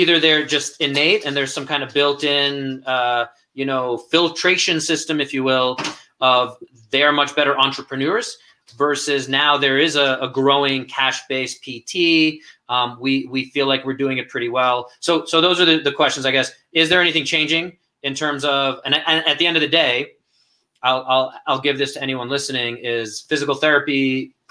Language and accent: English; New York City, New York, United States; moved away; I come from Brooklyn and down in Brighton Beach area